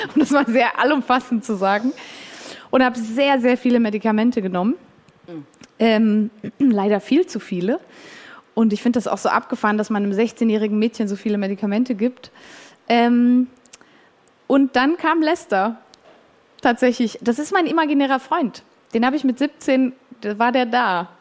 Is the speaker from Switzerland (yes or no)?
yes; Switzerland; ich bin auch Schweizerin